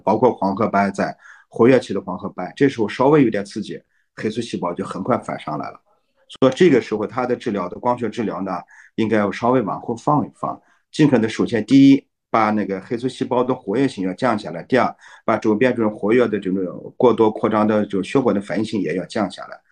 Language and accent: Chinese; China; 像我们中国人有个好习惯，就是我们会听中医讲来给你调理调理。